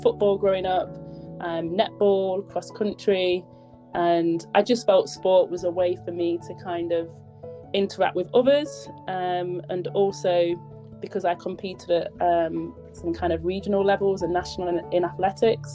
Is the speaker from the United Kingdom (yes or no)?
yes; Nottingham, East Midlands, United Kingdom; also born or lived in Jamaica (ancestry); now in North West England, United Kingdom; I'm originally from Nottingham. I now live in the Northwest